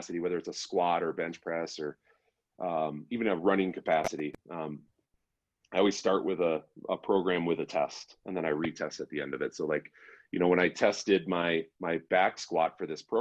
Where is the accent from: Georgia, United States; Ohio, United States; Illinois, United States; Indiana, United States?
Illinois, United States; Chicago; now in Colorado, United States; I'm from Chicago